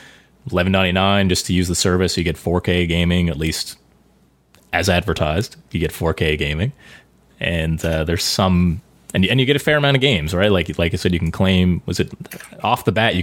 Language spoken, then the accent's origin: English; Canada; we're all Canadian here